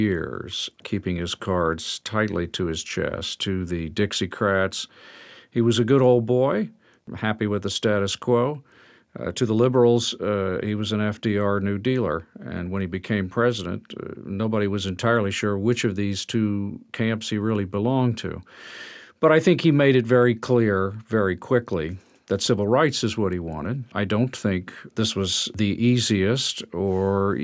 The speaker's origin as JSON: {"language": "English", "town": "Austin", "region": "Texas", "country": "United States", "tie": "born or raised there", "said": "I grew up in Austin"}